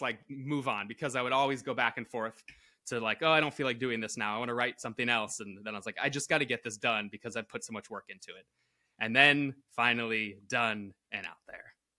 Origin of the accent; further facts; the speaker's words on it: Connecticut, United States; also born or lived in Florida; now in Los Angeles, United States; Connecticut originally